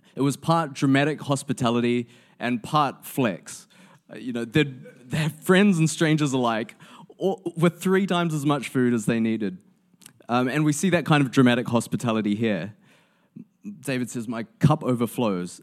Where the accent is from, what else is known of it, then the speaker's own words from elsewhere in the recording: New Zealand; as a New Zealander